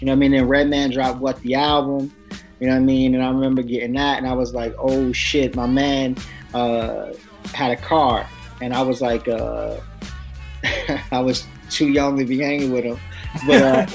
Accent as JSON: {"language": "English", "town": "Passaic", "region": "New Jersey", "country": "United States", "said": "I'm definitely from Jersey, Project City. 07055"}